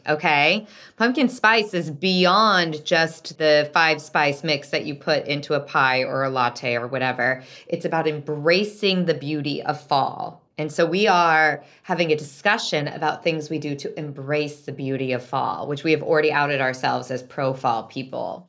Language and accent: English; Salem, Oregon, United States; growing up in Salem, Oregon